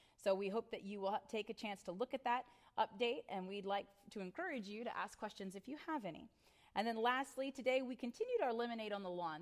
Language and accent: English; Northern Virginia, United States; I grew up in Northern Virginia, but I have family down in Hampton Roads